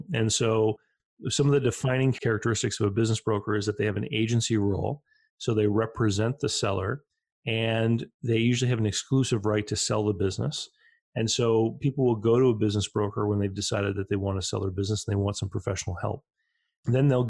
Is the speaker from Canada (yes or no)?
yes; Canada; growing up in Canada